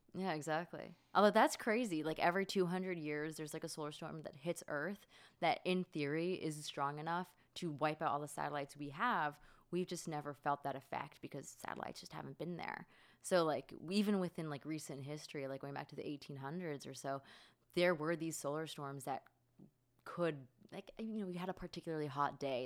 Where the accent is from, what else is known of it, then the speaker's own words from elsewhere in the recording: Florida, United States; I grew up in Florida